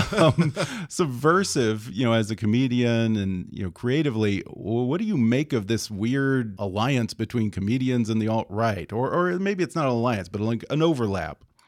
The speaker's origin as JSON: {"language": "English", "area": "outside of Houston", "region": "Texas", "country": "United States", "tie": "born or raised there", "said": "I grew up outside of Houston in Texas"}